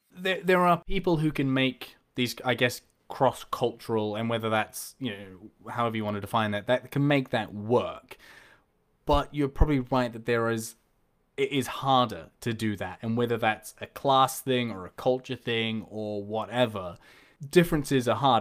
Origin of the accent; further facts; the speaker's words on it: New Zealand; moved away as an adult; now in Liverpool, United Kingdom; being from New Zealand